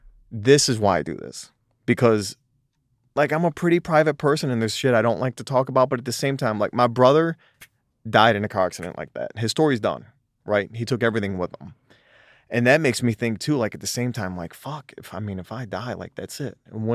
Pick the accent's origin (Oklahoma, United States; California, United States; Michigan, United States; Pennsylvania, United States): Michigan, United States; Detroit; born there; because I was born in Southwest Detroit in the ghetto. My whole family is very ghetto.